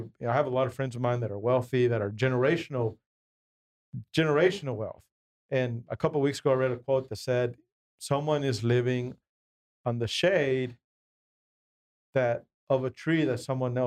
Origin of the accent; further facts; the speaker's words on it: Mexico; English is a second language; now in United States; I'm a Mexican guy, born in Mexico, didn't learn to speak English till I was 11